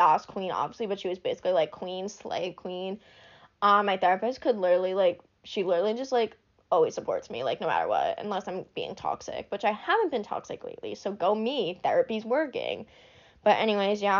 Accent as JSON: {"language": "English", "town": "Braintree", "region": "Massachusetts", "country": "United States", "also_born_or_lived": "New Hampshire", "moved": "yes", "said": "I'm from Massachusetts"}